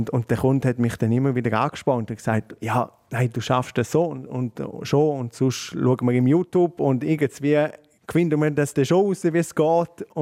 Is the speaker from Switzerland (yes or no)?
yes; Switzerland; also born or lived in New York; dann bist du als Schweizer dort, wohnst in Manhattan